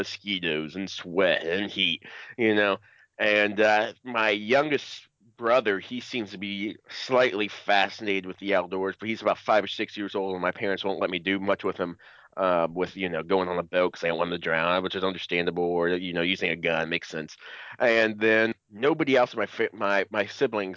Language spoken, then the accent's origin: English; Cincinnati, Ohio, United States; I'm from Cincinnati, Ohio, the great state of Ohio